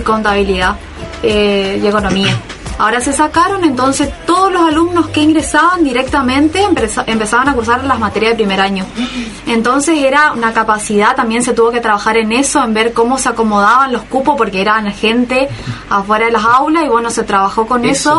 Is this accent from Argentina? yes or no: yes; Bella Vista, Corrientes, Argentina; now in Resistencia, Argentina; yo personalmente soy del interior de Corrientes de Bellavista, por ahí me habrán escuchado por la tonada